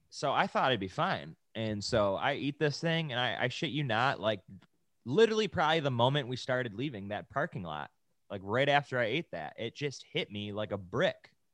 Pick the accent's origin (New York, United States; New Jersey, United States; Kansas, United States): New York, United States; Buffalo; now in California, United States; we're from Buffalo. We come from, like, seven-month winter, winters